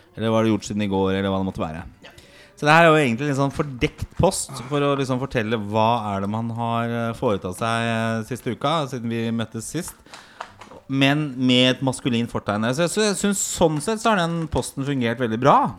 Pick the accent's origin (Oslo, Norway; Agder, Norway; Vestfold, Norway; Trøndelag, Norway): Oslo, Norway; jeg vokste opp på Torshov